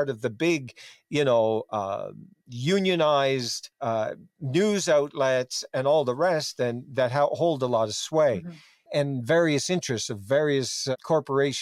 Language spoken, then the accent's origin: English; Newfoundland and Labrador, Canada; growing up in Newfoundland